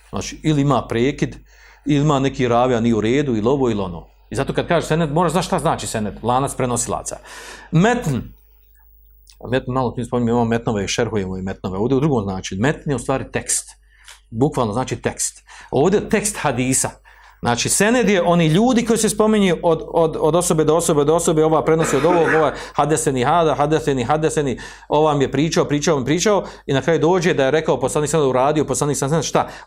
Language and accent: Croatian; Bosnia & Herzegovina